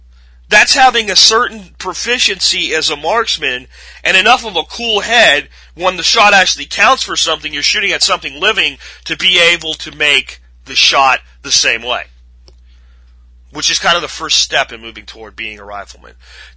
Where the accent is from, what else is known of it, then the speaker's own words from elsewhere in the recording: Pennsylvania, United States; now in Texas, United States; It was very foreign to me when I came here from the Northeast, from Pennsylvania. I looked at this and went, you would go to jail so fast in Pennsylvania if you did this.